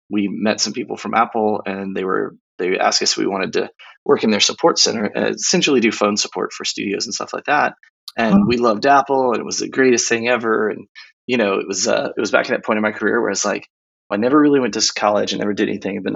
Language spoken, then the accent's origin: English; Nuremberg, Bavaria, Germany; also born or lived in Temple, Texas; I was a military brat. I grew up in Nuremberg. Um, we moved around a lot. I ended up going to high school uh, in Temple, Texas, about an hour outside of Austin